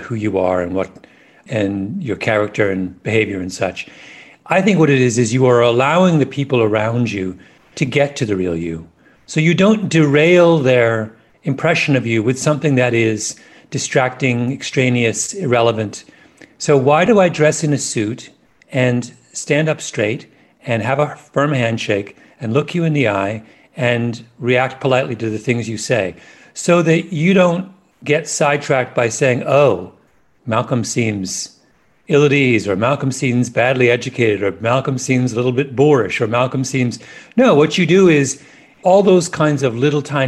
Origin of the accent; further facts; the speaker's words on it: England, United Kingdom; I'm an Englishman.